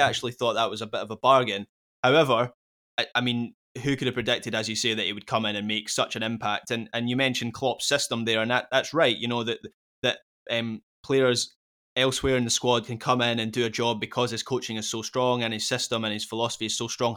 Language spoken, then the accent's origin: English; Scotland, United Kingdom; Speaking as a Scot